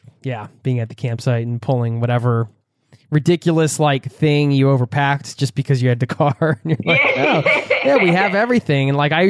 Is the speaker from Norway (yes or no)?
yes; Norway; I'm in Norway here. You're making me miss my home country a little bit.